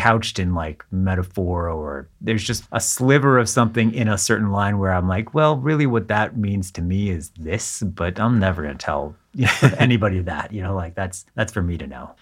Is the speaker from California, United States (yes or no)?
yes; Southern California, United States; moved away as an adult; also born or lived in Israel / Boston area; now in Boston, United States; We moved from Israel to Southern California, which is where I grew up mm. and spent the first 18 years of my life